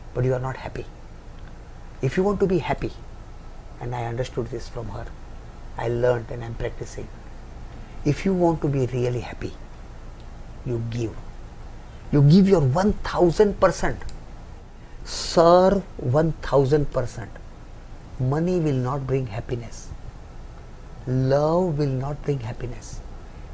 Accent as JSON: {"language": "English", "country": "India", "said": "I am an Indian boy."}